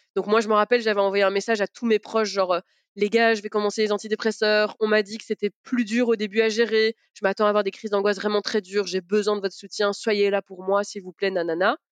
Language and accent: French; Belgium; born or raised there; also born or lived in Sarralbe, Grand Est, France